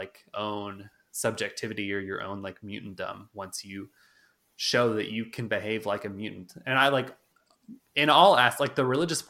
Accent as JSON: {"language": "English", "country": "United States", "said": "as Americans"}